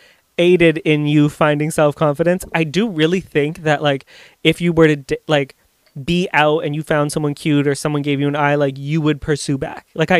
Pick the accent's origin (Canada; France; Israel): Canada; Amherstburg, Ontario; I'm from Amherstburg. Hello, we don't have those.